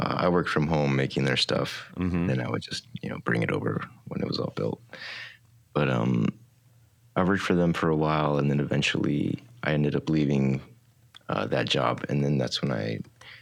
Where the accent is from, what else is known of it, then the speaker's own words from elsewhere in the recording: Oxnard, California, United States; moved away as an adult; now in Long Beach, United States; I grew up in Oxnard